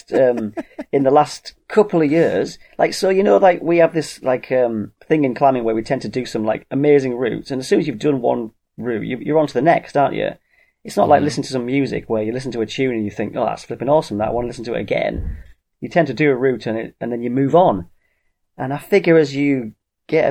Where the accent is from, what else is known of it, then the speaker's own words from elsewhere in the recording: United Kingdom; I am British